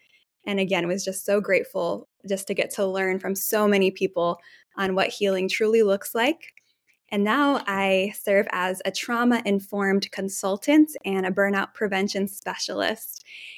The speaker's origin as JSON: {"language": "English", "region": "Nairobi", "country": "Kenya", "tie": "born or raised there", "said": "I grew up in Nairobi, Kenya, in East Africa, and was shaped very much by just the 20 years my family's lived there."}